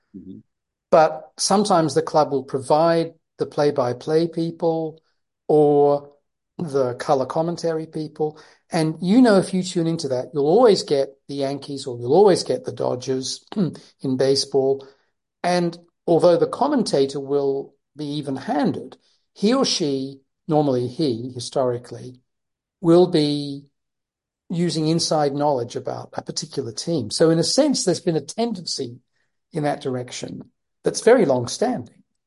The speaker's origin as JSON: {"language": "English", "town": "Leicester", "region": "East Midlands", "country": "United Kingdom", "tie": "born or raised there", "said": "I was born in Leicester"}